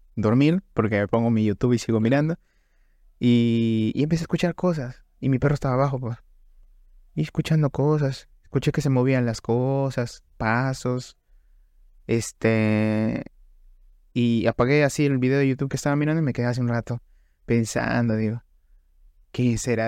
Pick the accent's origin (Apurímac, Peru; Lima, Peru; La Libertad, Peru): La Libertad, Peru; Trujillo; nosotros somos de Trujillo, o sea, del departamento de la libertad Trujillo.